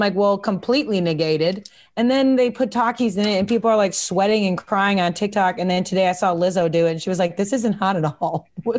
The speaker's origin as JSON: {"language": "English", "town": "Kansas City", "country": "United States", "said": "Because I'm from Kansas City"}